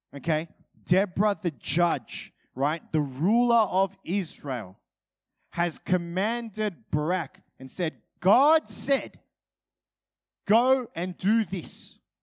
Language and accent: English; Australia; I'm Australian